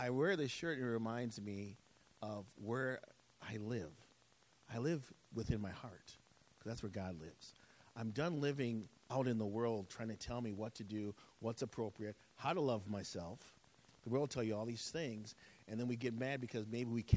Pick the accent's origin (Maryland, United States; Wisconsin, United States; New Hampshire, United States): Wisconsin, United States; I grew up in Wisconsin